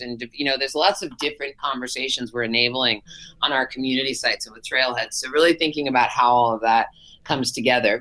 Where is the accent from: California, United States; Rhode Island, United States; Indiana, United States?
California, United States; Berkeley; I grew up in Berkeley, so just across the bay